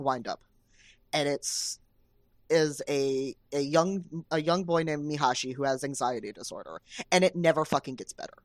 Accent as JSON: {"language": "English", "town": "Cincinnati", "region": "Ohio", "country": "United States", "tie": "born or raised there", "said": "I grew up in Cincinnati."}